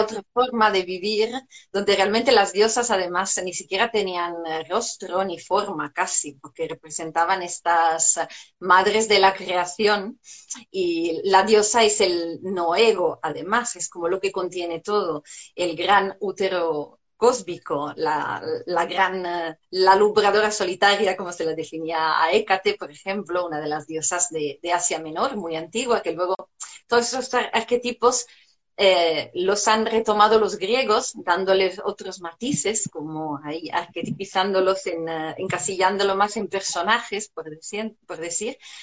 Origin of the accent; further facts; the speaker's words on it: Italy; Spanish is a second language; moved away as an adult; now in Spain; hace unos años llegué a España, soy italiana